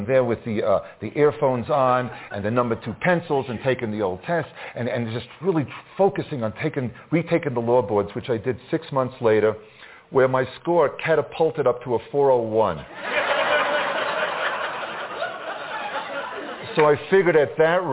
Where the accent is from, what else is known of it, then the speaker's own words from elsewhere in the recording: Long Island, New York, United States; ever since I was a little boy growing up on Long Island